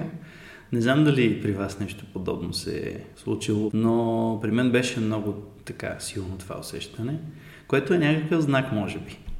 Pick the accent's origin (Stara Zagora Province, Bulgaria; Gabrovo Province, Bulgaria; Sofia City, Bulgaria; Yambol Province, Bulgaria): Sofia City, Bulgaria; Sofia; И съм от София